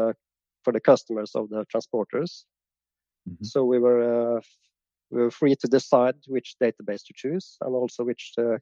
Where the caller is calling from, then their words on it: Trondheim, Trøndelag, Norway; I'm from calling from Norway, in Trondheim.